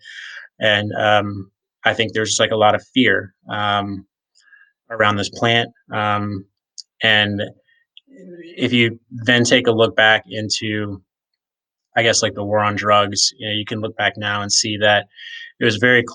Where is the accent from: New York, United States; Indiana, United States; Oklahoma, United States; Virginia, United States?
Virginia, United States; rural; now in Colorado, United States; I grew up in a small town in rural Virginia that's 20 minutes away from where the Civil War ended